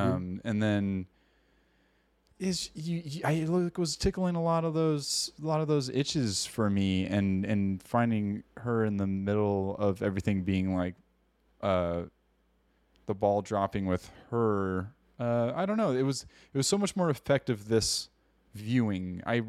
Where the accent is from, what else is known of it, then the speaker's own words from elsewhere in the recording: California, United States; We're Californians. We're dumb Yankees over here.